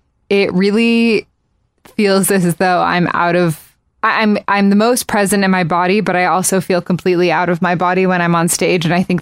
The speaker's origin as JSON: {"language": "English", "country": "Japan", "tie": "born or raised there", "said": "So I grew up in Japan, and it was the thing to do was to go to karaoke bars, which at age 4 didn't seem weird to be going to a bar."}